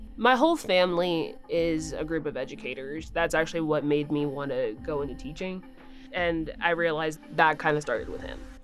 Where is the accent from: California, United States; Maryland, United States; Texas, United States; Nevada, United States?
Texas, United States; Lubbock; Growing up in Lubbock